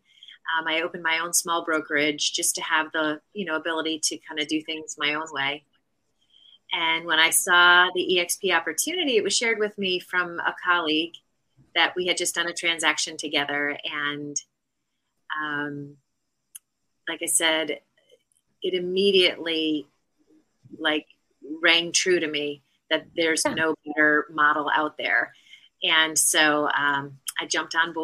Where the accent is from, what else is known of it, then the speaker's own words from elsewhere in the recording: Connecticut, United States; moved away as an adult; now in Charleston, United States; I currently live in Charleston, South Carolina, and I am a native of Connecticut